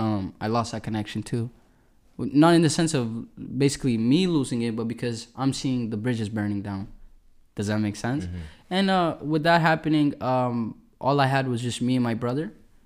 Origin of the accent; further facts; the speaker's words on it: Edmonton, Alberta, Canada; I go by the name of … ladies and gentlemen. I'm a musician from Edmonton, Alberta.